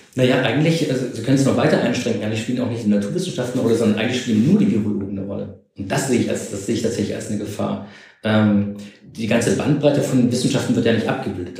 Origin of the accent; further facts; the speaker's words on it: East Germany, Germany; ich bin ja sogar noch in der DDR groß geworden